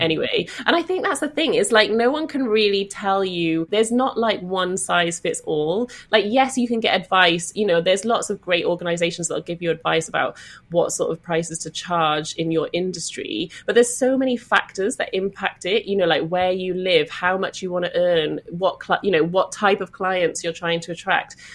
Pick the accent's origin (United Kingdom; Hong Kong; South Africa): United Kingdom; Welsh, Wales; I'm Welsh